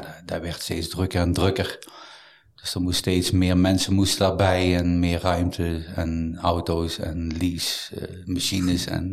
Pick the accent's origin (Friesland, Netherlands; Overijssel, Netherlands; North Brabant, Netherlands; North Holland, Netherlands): North Brabant, Netherlands; Mierlo; also born or lived in Eindhoven / Amsterdam; verder gegaan in mijn geboortedorp, Mierlo, waar ik acht jaar heb gezeten